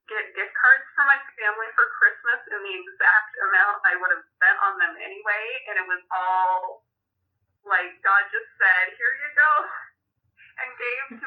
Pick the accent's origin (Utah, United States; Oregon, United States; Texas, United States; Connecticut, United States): Oregon, United States; also born or lived in Missouri; my hometown that's 45 minutes north of me